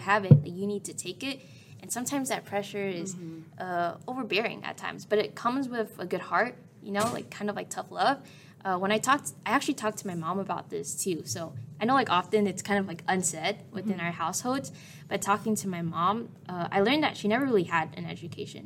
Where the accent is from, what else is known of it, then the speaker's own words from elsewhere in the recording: Westminster, California, United States; I grew up in Little Saigon